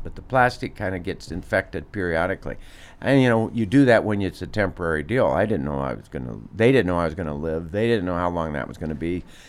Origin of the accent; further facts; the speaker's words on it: Des Moines, Iowa, United States; I grew up in Des Moines